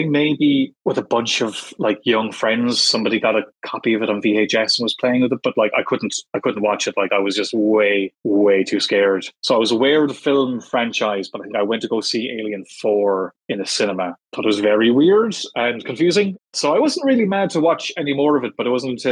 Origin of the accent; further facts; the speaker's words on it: Ireland; I am a guy from Ireland